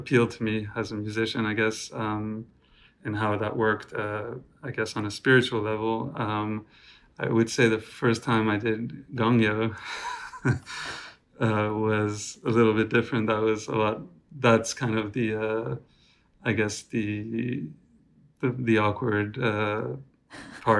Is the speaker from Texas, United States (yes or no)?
no; New York City, New York, United States; I'm calling from New York City, where I was born and raised and still live